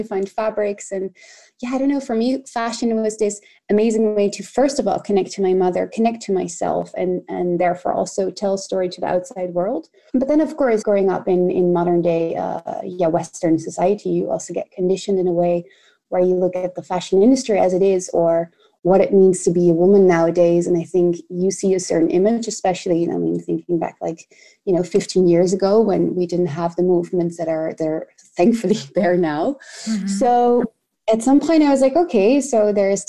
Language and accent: English; The Hague, South Holland, Netherlands; I grew up in The Hague